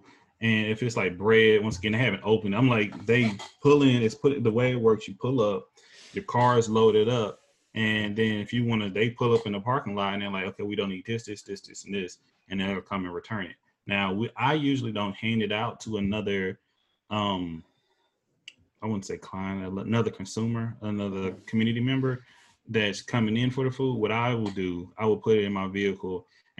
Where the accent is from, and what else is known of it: Tyler, Texas, United States; born or raised there; now in Seattle, United States